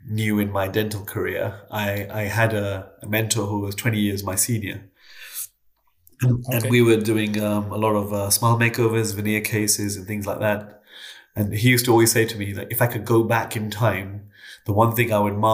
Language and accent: English; London, United Kingdom; also born or lived in Canada; I was born in Canada, and my parents moved to London when I was quite young